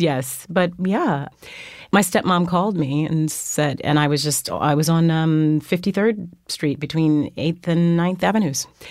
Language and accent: English; Fresno, California, United States; moved away as an adult; also born or lived in Germany / New York; I was raised in Fresno, California